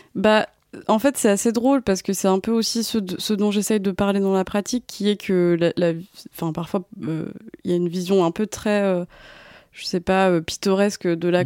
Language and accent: French; Creuse, Nouvelle-Aquitaine, France; moved away; also born or lived in Paris; j'ai grandi en Creuse